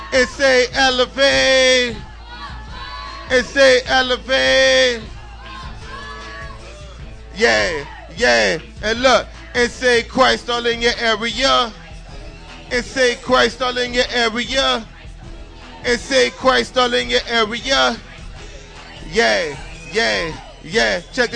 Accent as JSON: {"language": "English", "town": "New Orleans", "region": "Louisiana", "country": "United States", "said": "I came all the way from New Orleans, and one of the things we say in New Orleans, we say wine"}